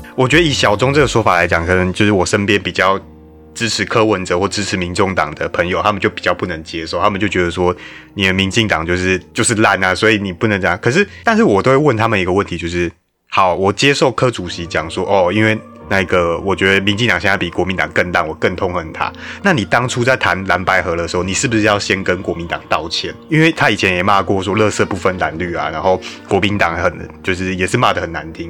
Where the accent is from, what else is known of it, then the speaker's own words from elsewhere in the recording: New Taipei, Taiwan; 因为我是新北市民，我还是习惯讲侯市长的